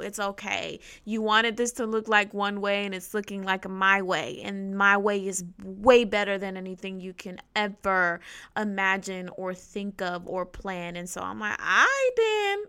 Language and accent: English; New Jersey, United States; I am from North Jersey